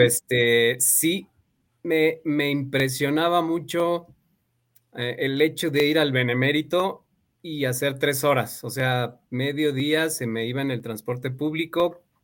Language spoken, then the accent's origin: Spanish; Mexico City, Mexico; now in León, Mexico; De Ciudad de México, de la delegación Miguel Hidalgo. Ahí nací